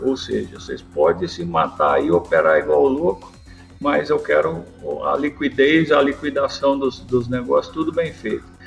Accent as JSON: {"language": "Portuguese", "town": "Bocaina", "region": "São Paulo", "country": "Brazil", "tie": "born or raised there", "said": "eu fui morar na fazenda, numa fazenda do meu avô ali em Bocaina, na região de Jaú, e com os dois anos de idade, meus pais mudaram para lá e foram criar os filhos lá"}